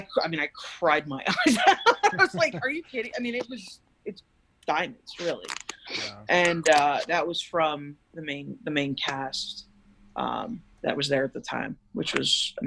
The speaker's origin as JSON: {"language": "English", "region": "East Coast", "country": "United States", "said": "I mean, I'm from the East Coast."}